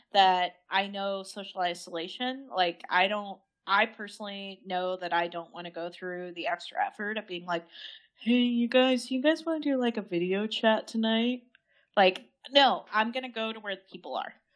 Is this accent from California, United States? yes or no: no; Idaho, United States; growing up in Idaho